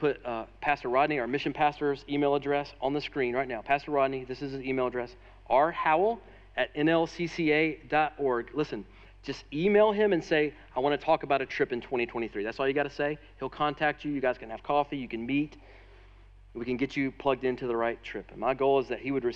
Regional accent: United States; especially as wealthy American Christians

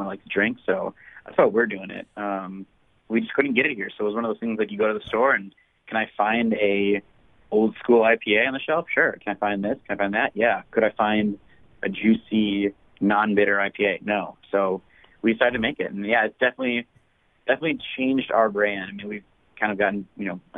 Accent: Mukwonago, Wisconsin, United States; I grew up in Maguanago, Wisconsin, which I'm sure no one has ever heard of. It's a small farm town

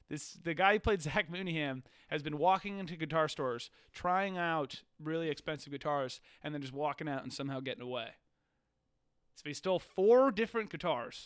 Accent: Virginia, United States; we Virginians

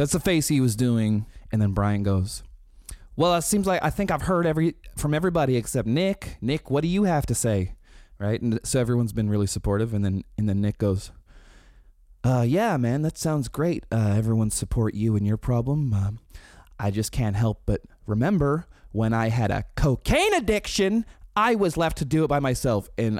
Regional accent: Canada; Rain Wilson from The Office told us it's funny that we're Canadian.

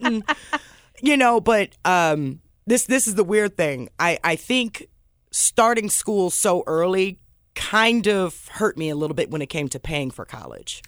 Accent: Omaha, Nebraska, United States; moved away as an adult; also born or lived in Chicago / Memphis; that's where I grew up and went to college

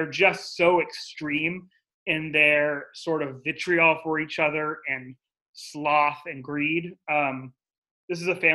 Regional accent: San Diego, California, United States; I grew up in the frigid hills of San Diego

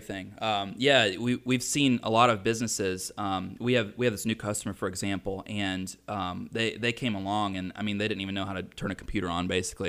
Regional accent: Mooresville, United States; I'm from Mooresville

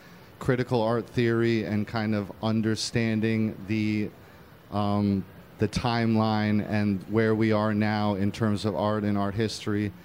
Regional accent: New York, United States; I'm an artist from the Lower East Side of Manhattan. I happen to be born in a functioning gallery on Houston Street that we lived in until I was seven

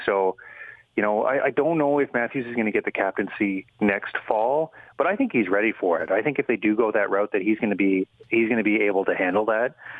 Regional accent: Kamloops, British Columbia, Canada; about a half hour from my hometown of Kamloops

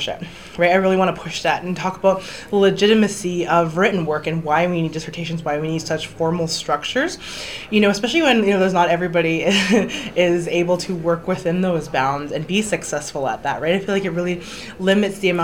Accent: Canada; also born or lived in Vancouver Island, British Columbia / Alberta; I'm from the Hoopachesset and Alexander First Nations. Both of those are within the Canadian state.

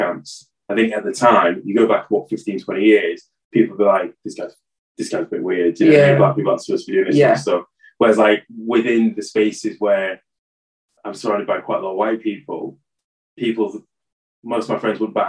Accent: Hull, Yorkshire and the Humber, United Kingdom; Now, growing up in Hull, when we started hanging out in town more, all the black kids that I did know that was my age

